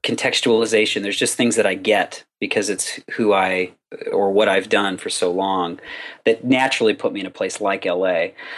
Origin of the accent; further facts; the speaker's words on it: Southern California, United States; I was born and raised in Southern California, which is where I still am